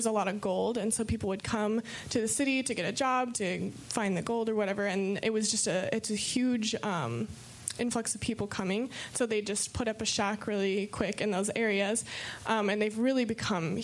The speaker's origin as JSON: {"language": "English", "country": "United States", "said": "I'm from America"}